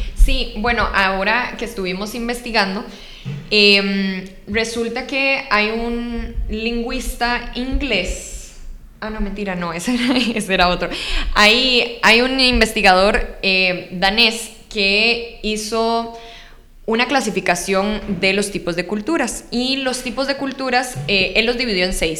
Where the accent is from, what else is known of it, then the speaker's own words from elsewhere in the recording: Costa Rica; los ticos tal vez no estamos acostumbrados a hacer